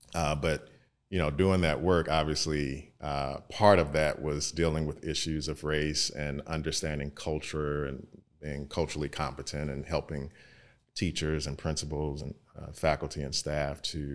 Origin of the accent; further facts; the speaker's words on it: East St. Louis, Illinois, United States; now in St. Louis, United States; I am originally from East St. Louis. My mother attained a position over here in St. Louis for the Voluntary Student Transfer Program.